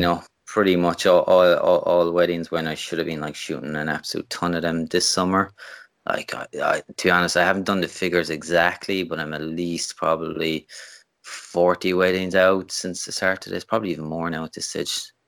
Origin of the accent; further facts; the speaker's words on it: Limerick, Munster, Ireland; also born or lived in Canada; I'm from Limerick in, in Ireland, which is kind of o, over kind of West Coast side.